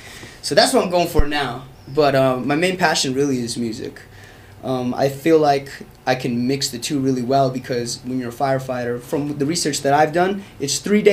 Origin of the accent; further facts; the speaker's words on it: Albuquerque, New Mexico, United States; moved away as an adult; now in Colorado, United States; I'm a musician from Albuquerque, New Mexico.